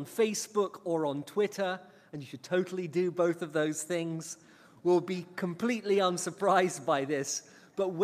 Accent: England, United Kingdom; now in United States; I was banished from England and sent here to America

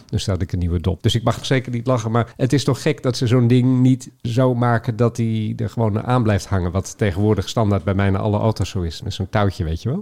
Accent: Haren, Groningen, Netherlands; moved away; Haren, waar ik vandaan kom oorspronkelijk. Groningenwijk geboren ben overigens.

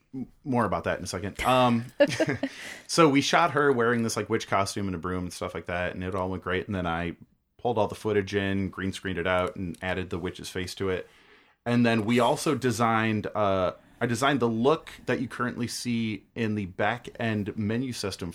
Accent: United States; I'm an American.

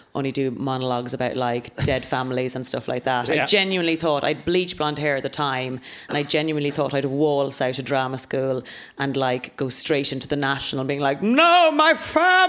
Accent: Ireland; now in London, United Kingdom; being an Irish woman in London.

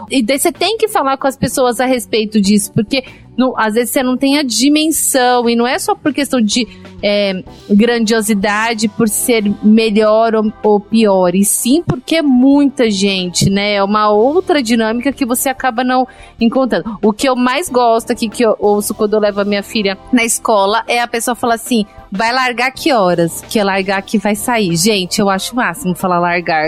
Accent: São Paulo, Brazil; moved away as an adult; now in Recife, Brazil; sou paulistana, nascida e criada em São Paulo.

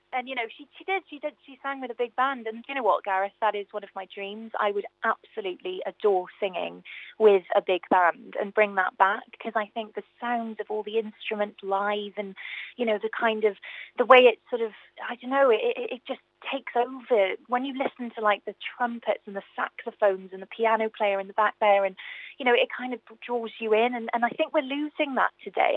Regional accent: Newport, Wales, United Kingdom; my hometown theatre I've never actually sang

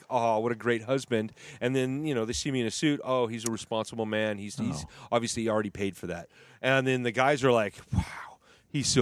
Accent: Skagit Valley, Washington, United States; I'm from Skagit Valley

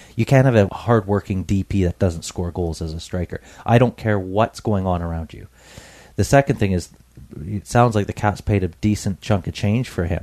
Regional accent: Canada; I'm a Canadian

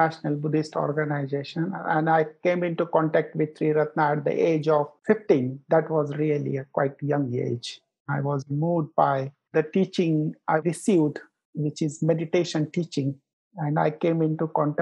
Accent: Nagpur, Maharashtra, India; also born or lived in Mumbai; Nagpur is my hometown. I didn't born here. I was born in a small village. But after 3 months, I've been to the big city in Mumbai.

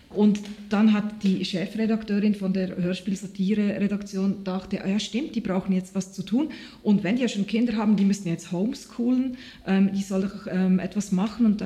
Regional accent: Switzerland; ich bin jetzt sehr, sehr froh, bin ich Schweizer Künstlerin und nicht irgendwo anders.

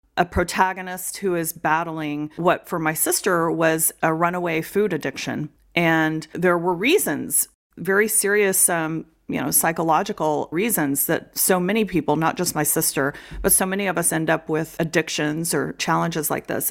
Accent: Austin, Texas, United States; moved away as an adult; also born or lived in Dallas, Texas; now in New Hampshire, United States; I grew up in the Austin area mostly

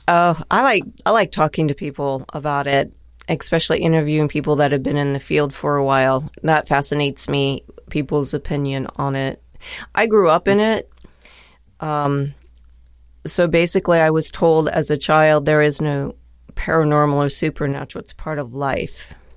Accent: Dayton, Ohio, United States; also born or lived in Lake Placid, New York; now in Fort Wayne, United States; I'm from Dayton originally

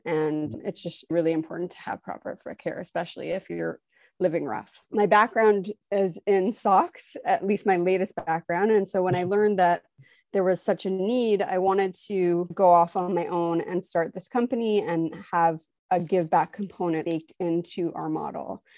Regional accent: Montreal, Quebec, Canada; now in Toronto, Canada; I'm originally from Montreal, Quebec. I now live in Toronto, Ontario.

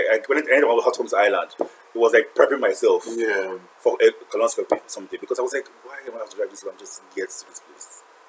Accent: Abuja, Federal Capital Territory, Nigeria; now in Lagos, Nigeria; I grew up in Abuja

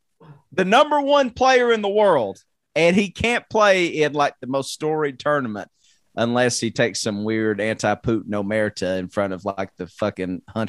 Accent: United States; I'm an American

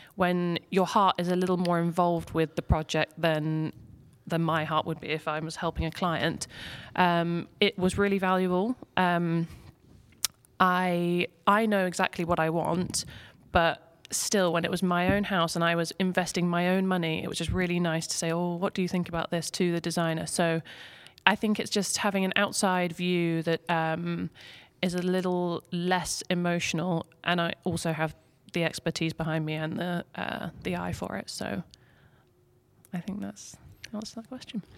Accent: England, United Kingdom; moved away as an adult; now in Lake Norman, United States; I'm from England, moved here last year

